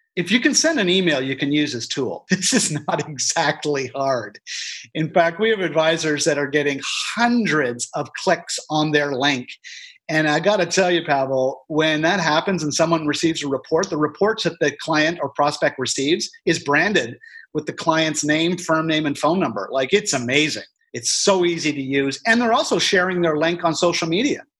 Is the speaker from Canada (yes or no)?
yes; Canada; as a Canadian